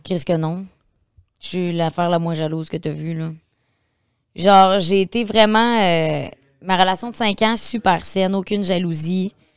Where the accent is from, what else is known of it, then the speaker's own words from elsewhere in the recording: Beauce, Quebec, Canada; moved away as an adult; je viens de la Beauce